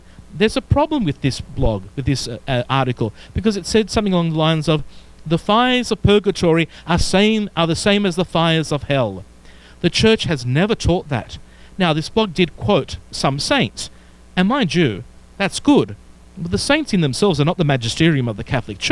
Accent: Melbourne, Victoria, Australia; accent: Australian; moved away; pastor of a wonderful church and community in Melbourne, Victoria, Australia, as you can tell by my accent

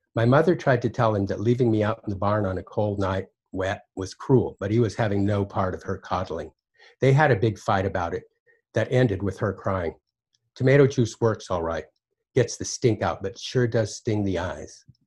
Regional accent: Basin, Wyoming, United States; at the time that I was growing up in Basin, Wyoming

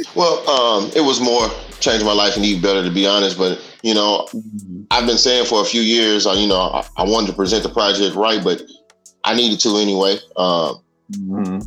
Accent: Dallas, Texas, United States; also born or lived in Chicago, Illinois, United States; I, I was born in Chicago. I stayed there for about nine years. Then I moved to Dallas

